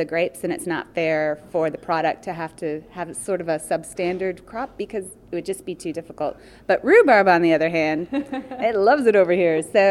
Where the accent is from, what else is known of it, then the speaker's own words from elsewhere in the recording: East Coast of the U.S., United States; moved away as an adult; also born or lived in Colorado; now in Isle of Man; I'm from the U.S. originally. I grew up on the East Coast, but we moved here 6 years ago from Colorado